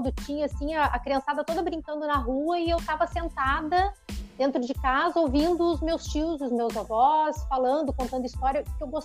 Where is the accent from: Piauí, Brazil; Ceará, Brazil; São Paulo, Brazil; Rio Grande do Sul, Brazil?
Rio Grande do Sul, Brazil; São Leopoldo; born there; Eu nasci aqui em São Leopoldo mesmo. Né? Eu nasci em São Leopoldo, moro aqui, mas eu tive uma vida meio nômade, assim, né?